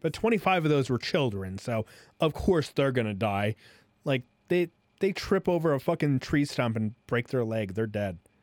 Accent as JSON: {"language": "English", "country": "United States", "said": "as an American"}